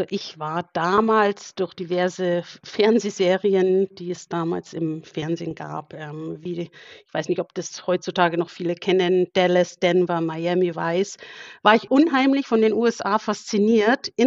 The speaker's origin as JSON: {"language": "German", "town": "Burghausen", "region": "Bavaria", "country": "Germany", "tie": "born or raised there", "said": "Also ich äh, komme aus Burghausen. Das ist in Bayern, Südostbayern, liegt direkt an der österreichischen Grenze. Ähm, bin hier geboren und ja, wohne auch hier"}